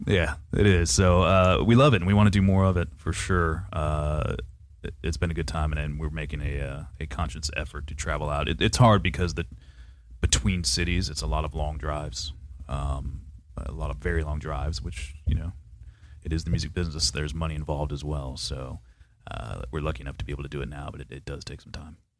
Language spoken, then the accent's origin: English; Panama City, Florida, United States; born or raised there; now in Jacksonville, United States